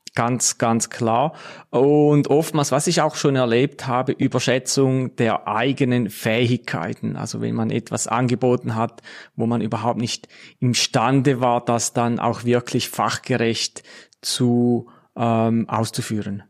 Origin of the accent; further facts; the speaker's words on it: Switzerland; bei uns in der Schweiz